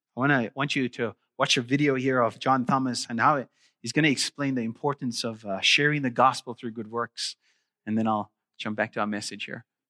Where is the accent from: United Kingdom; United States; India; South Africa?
South Africa; moved away; I'm originally from South Africa, and, uh, I actually grew up in South Africa